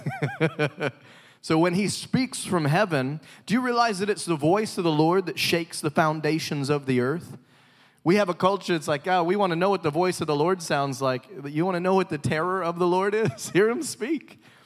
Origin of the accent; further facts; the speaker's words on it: the South, United States; I'm from the South